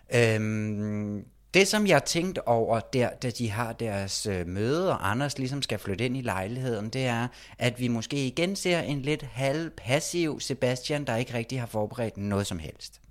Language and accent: Danish; Copenhagen, Capital Region of Denmark, Denmark; moved away; Været en tur hjemme i København.